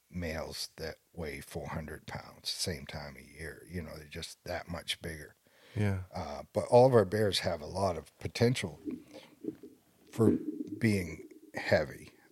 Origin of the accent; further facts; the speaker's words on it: New England, United States; I'm from New England, so I say Vince Wilfork, and uh, nobody knows who that is anymore.